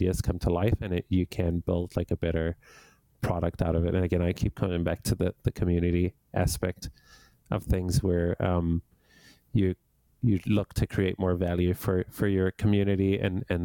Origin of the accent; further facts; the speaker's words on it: Johannesburg, Gauteng, South Africa; now in Canada; I grew up in Johannesburg, South Africa, and I moved to Canada over 20 years ago